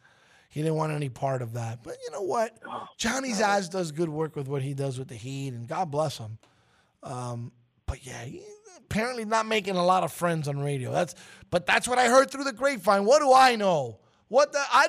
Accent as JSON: {"language": "English", "town": "New York City", "region": "New York", "country": "United States", "moved": "yes", "lives_now": "Miami, United States", "said": "my roots are the 212"}